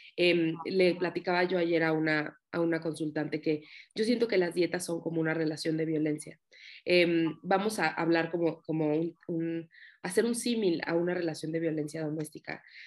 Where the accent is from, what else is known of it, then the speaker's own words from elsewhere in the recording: Mexico; soy psicóloga, soy de México